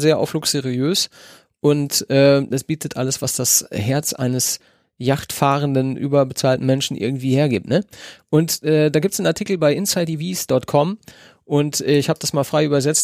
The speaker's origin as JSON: {"language": "German", "area": "not far from Hagen", "region": "North Rhine-Westphalia", "country": "Germany", "tie": "born or raised there", "said": "in Nordrhein-Westfalen ist und gar nicht weit von wo ich aufgewachsen bin."}